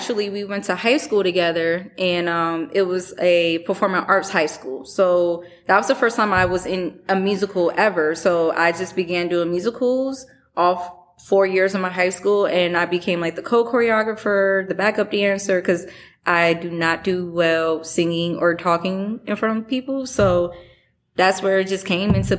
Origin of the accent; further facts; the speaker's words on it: Chicago, Illinois, United States; now in Michigan, United States; I'm from Chicago.